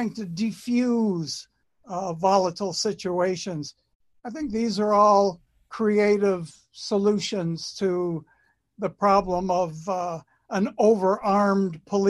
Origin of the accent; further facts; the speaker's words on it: Detroit, Michigan, United States; also born or lived in Lincoln Park, Michigan; I grew up in Detroit, and then we moved downriver. Then I moved back to Detroit for my final year of high school